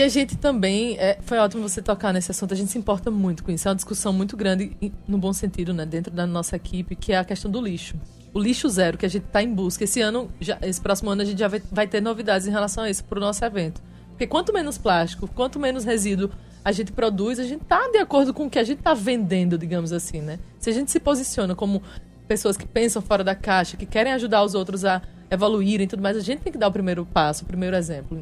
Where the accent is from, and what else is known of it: Paraíba, Brazil